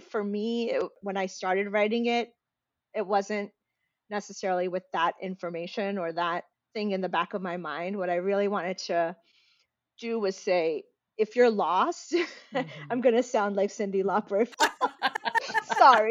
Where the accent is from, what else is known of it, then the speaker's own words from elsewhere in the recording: United States; accent: American; as soon as I step outside, I'm American. I sound American